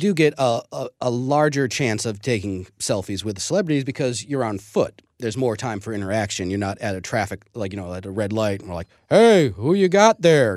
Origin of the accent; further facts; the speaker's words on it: St. Louis, Missouri, United States; I grew up in Saint Louis